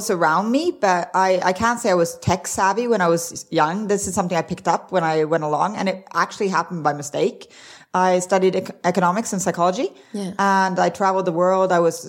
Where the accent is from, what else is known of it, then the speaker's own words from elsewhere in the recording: Arizona, United States; also born or lived in Sweden / Norway; I grew up in Arizona. Well, actually, I grew up everywhere. So I grew up in five different countries, but I mainly grew up in Arizona and in Sweden. A little bit in Norway as well.